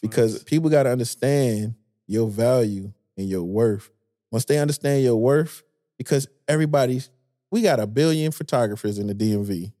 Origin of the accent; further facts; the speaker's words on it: Detroit, Michigan, United States; I'm from Detroit